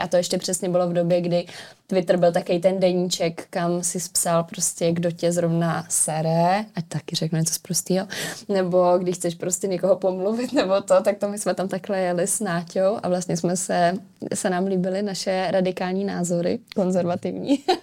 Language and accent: Czech; Dobříš, Central Bohemian Region, Czechia; moved away as an adult; now in Prague, Czechia; No já jsem původně z Dobříše, nebo eh, tím směrem, z malé vesnice u Dobříše